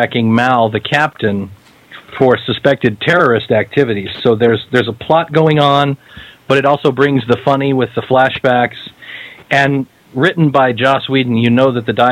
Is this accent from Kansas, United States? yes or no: yes; Kansas, United States; I'm from Kansas